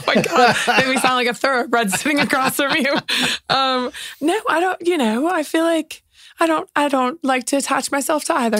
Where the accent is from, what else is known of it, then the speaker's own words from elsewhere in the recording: United States; now in London, United Kingdom; as an American who spent a lot of time in New York